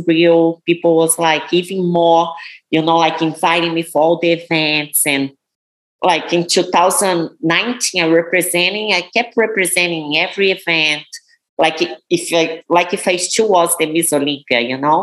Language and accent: English; Brazil; English is a second language; moved away as an adult; now in United States; I came from Brazil. I didn't speak any English. I taught myself English